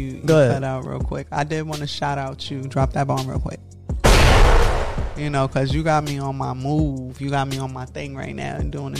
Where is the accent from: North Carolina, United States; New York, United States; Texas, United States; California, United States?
New York, United States; New York City; I'm from Brooklyn.